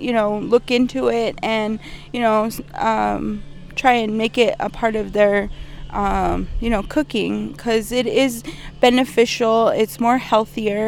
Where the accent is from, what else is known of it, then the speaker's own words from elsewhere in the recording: Camp Verde, Arizona, United States; I'm from Camp Verde